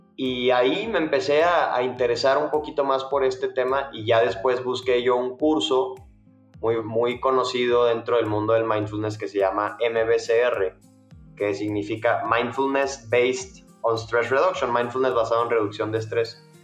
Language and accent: Spanish; Monterrey, Nuevo León, Mexico; accent: Mexican; moved away as an adult; now in Mexico City, Mexico; yo soy de Monterrey, una ciudad al norte de México, pero desde hace dos años vivo en la Ciudad de México por cuestiones de trabajo